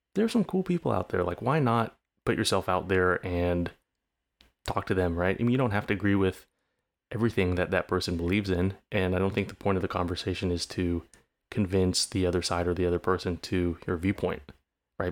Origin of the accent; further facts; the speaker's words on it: California, United States; growing up in California, naturally growing up a bit more left leaning